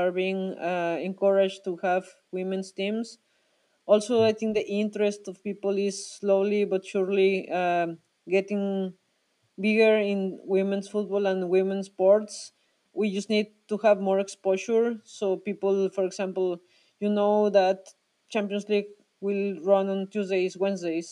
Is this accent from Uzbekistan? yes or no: no; Mexico; moved away as an adult; also born or lived in Switzerland; I'm from Mexico